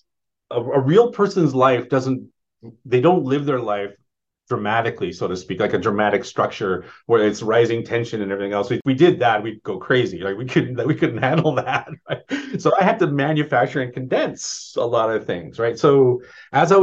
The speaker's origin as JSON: {"language": "English", "region": "Saskatchewan", "country": "Canada", "moved": "yes", "said": "I'm from Saskatchewan originally"}